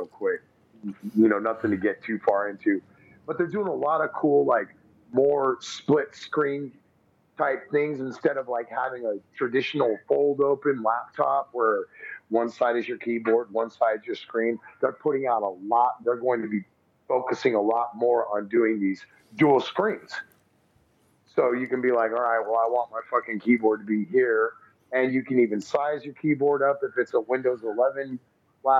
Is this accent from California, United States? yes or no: yes; Bay Area, California, United States; I grew up in the Bay Area, out where you're at, all my life.